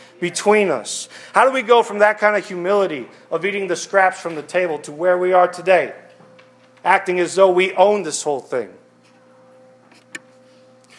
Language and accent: English; Westland, Michigan, United States; when I grew up in Westland, which is like the suburbs of Detroit